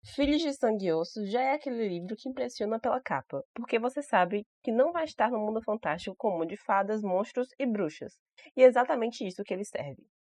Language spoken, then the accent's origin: Portuguese; Salvador, Bahia, Brazil; eu sou de Salvador, Bahia, Brasil.